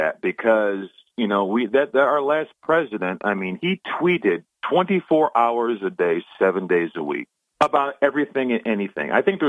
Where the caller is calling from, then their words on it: Binghamton, New York, United States; Yes, good morning, Bob. … from Binghamton.